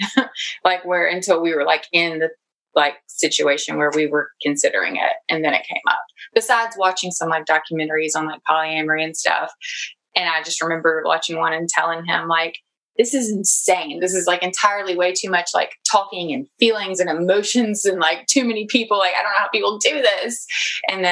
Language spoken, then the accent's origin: English; the South, United States; accent: Southern; we live in the South, like very South. You can probably tell from my accent.